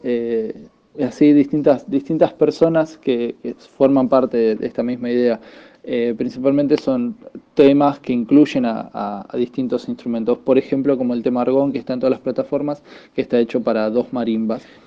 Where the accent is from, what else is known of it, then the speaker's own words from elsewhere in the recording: Avellaneda, Buenos Aires Province, Argentina; soy de Avellaneda, zona sur de Buenos Aires, Argentina.